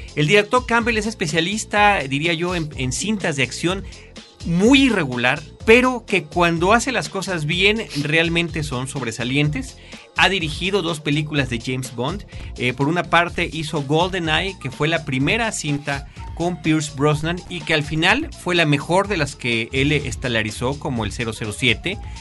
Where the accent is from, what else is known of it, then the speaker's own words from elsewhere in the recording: Mexico; nuestro país, que es México